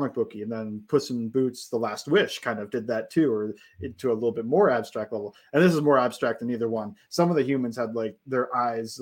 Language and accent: English; United States; I grew up in Brown Steelers territory